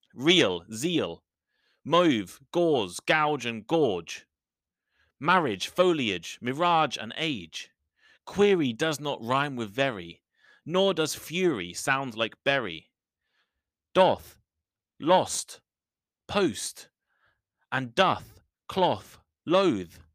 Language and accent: English; United Kingdom; accent: British English; I'm British